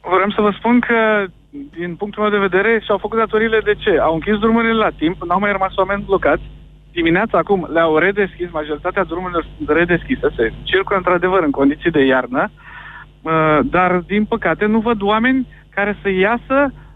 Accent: Constanța, Constanța County, Romania; sunt din Constanța

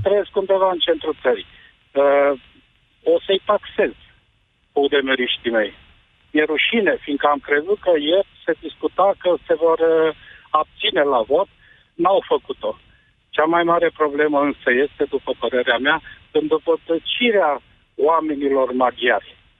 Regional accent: Transylvania, Romania; eu sunt din Ardeal

